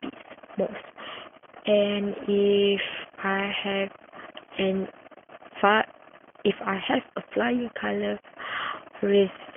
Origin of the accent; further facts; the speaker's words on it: Kuantan, Pahang, Malaysia; I come from Kuantan